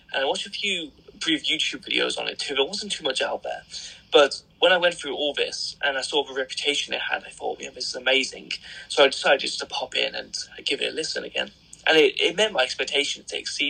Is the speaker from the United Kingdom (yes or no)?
yes; Birmingham, West Midlands, United Kingdom; accent: Birmingham; when I get really pissed off or angry and start shouting, which is very rare, the Birmingham accent does come out.